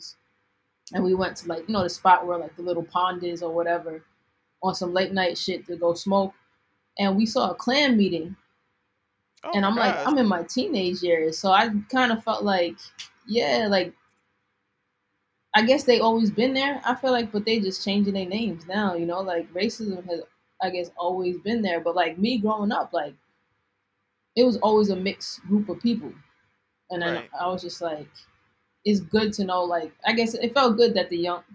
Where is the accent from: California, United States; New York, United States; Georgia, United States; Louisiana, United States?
New York, United States; Long Island; moved away as an adult; now in Brooklyn, United States; the town I grew up in, like, I live in Brooklyn now, right? But I'm from Long Island